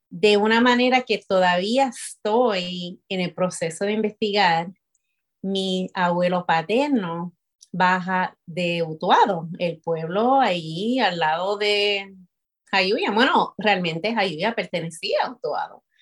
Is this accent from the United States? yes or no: yes; Chicago, Illinois, United States; first language English; Spanish is a second language; now in Orlando, United States; Yo, nací en Chicago y me crié en Chicago también, de, padre nacido en Chicago. Eh, mis cuatro abuelos se juntaron acá afuera. Eh, dos de mis abuelos se juntaron en Utah